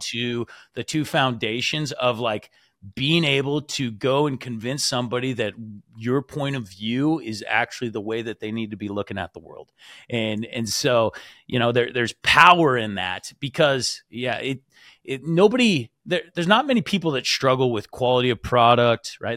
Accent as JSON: {"language": "English", "region": "Washington", "country": "United States", "also_born_or_lived": "Utah", "moved": "as an adult", "said": "I'm originally from Washington"}